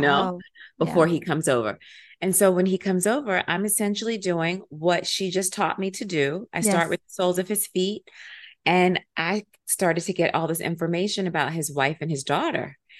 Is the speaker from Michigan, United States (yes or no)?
no; Silver Spring, Maryland, United States; it's one of the reasons I have a love affair with New York City because I'm from Silver Spring, Maryland.